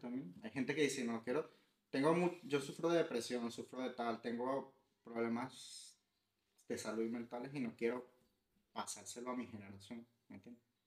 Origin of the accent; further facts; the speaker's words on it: Venezuela; que somos los venezolanos